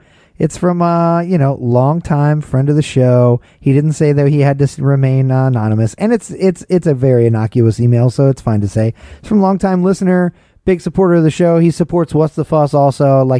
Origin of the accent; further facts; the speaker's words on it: Marietta, Georgia, United States; where I grew up in Marietta, Georgia, both suburbs of Atlanta.